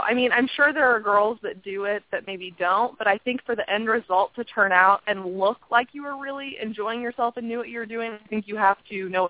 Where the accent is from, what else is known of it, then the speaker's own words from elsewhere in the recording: Midwest, United States; I don't know if it's just because I'm from the Midwest, but I'm a little biased